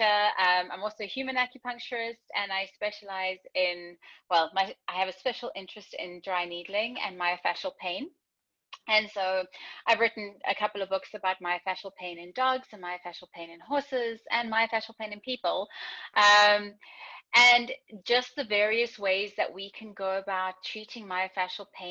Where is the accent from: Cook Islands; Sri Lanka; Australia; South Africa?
South Africa; I am originally from South Africa